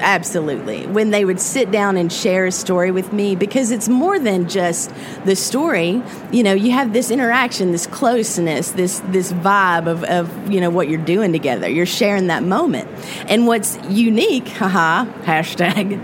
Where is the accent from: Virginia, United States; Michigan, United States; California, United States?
Virginia, United States; Appalachian Mountains of; the Appalachian Mountains of Virginia. That's the where I'm from, and it's beautiful